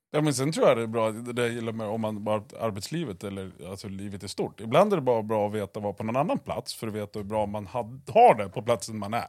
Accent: Eskilstuna, Södermanland, Sweden; uppväxt i Röksta, bredvid Årbyskolan.

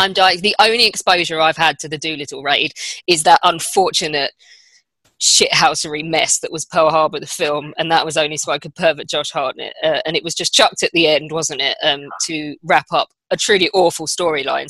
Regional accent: United Kingdom; we're British

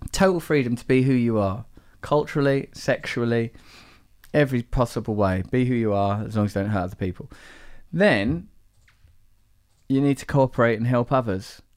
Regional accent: England, United Kingdom; I'm English

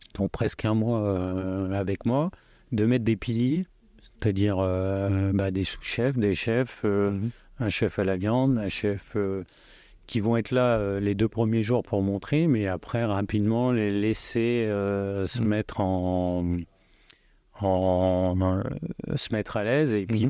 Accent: Lyon, Auvergne-Rhône-Alpes, France; je suis lyonnais, mais je suis plus citoyen du monde

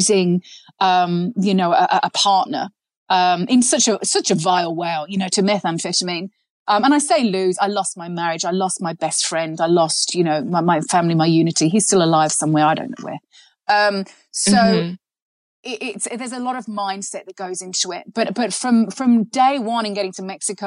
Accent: England, United Kingdom; I'm English

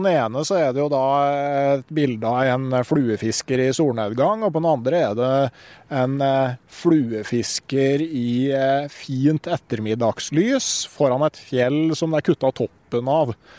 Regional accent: Gausdal, Innlandet, Norway; hjemme i Gausdal

